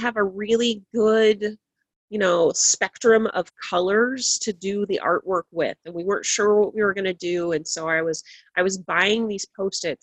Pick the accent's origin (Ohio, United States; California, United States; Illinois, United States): Illinois, United States; Nauvoo; now in Greenville, United States; I grew up in Hancock County, Illinois, which is more rural than here by far